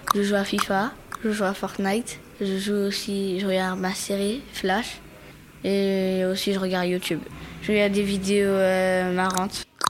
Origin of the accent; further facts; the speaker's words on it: France; Moi, j'ai grandi en France. Mon père en Brésil, mon mère en Brésil